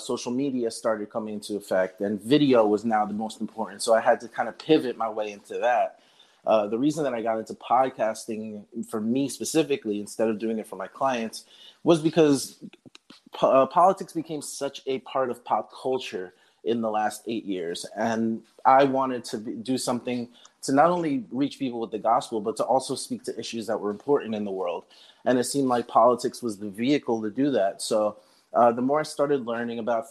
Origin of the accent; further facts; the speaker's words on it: Northern New Jersey, United States; I was born and raised in New Jersey, all around, really, Patterson, Hawthorne, pretty much northern Jersey